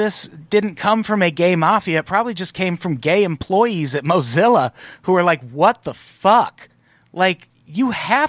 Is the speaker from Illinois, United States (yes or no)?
yes; Peoria, Illinois, United States; I grew up in Peoria, Illinois, like right next to Iowa.